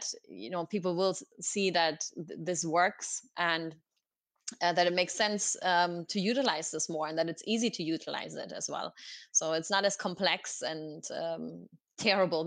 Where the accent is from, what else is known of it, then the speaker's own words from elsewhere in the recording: Oberhausen, North Rhine-Westphalia, Germany; English is a second language; moved away as an adult; also born or lived in Galway, Ireland; It's my hometown. It's called Oberhausen